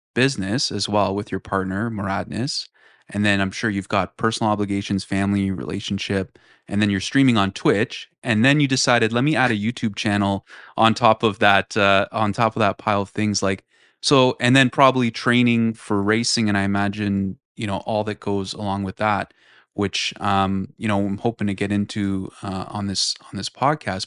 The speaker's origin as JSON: {"language": "English", "area": "Toronto / Markham", "region": "Ontario", "country": "Canada", "said": "we're both from Toronto and Markham"}